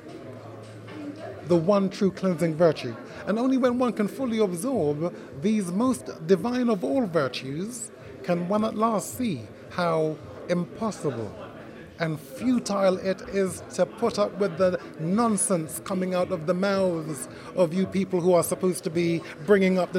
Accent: Jamaica; first language Jamaican Patois; English is a second language; also born or lived in Great Britain; now in United Kingdom; English is my second language. My first language is Patois

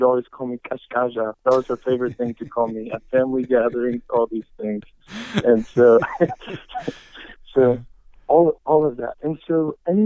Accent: United States; he and I are both Ethiopians, first generation Americans, though born here. And so we were both raised, and I was raised with my family, four other siblings, in the Ethiopian church here in America

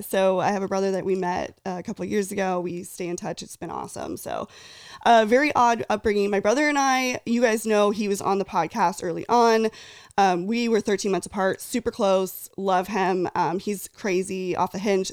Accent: near Fresno / Ventura, Central California, United States; I grew up in Central California, originally near Fresno, Clovis, Fresno, shout out. And then my family grew, uh, moved to Ventura

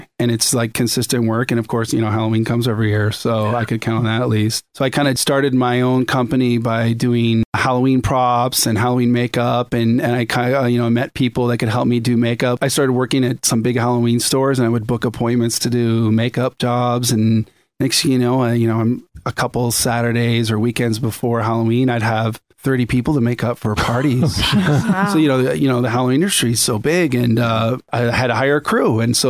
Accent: Winnipeg, Manitoba, Canada; born there; also born or lived in Singapore / Indiana / British Columbia; I was born in Winnipeg.

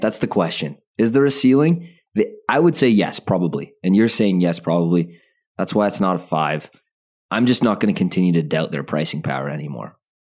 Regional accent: Calgary, Alberta, Canada; I was born in Calgary.

